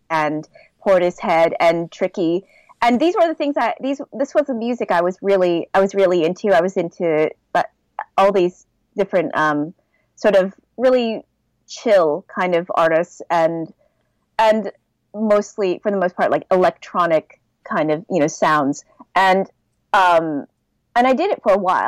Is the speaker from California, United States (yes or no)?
yes; Southern California, United States; moved away as an adult; also born or lived in Los Angeles, United States / Oregon, United States / Seoul, South Korea; now in Belgium; I was born and raised in Southern California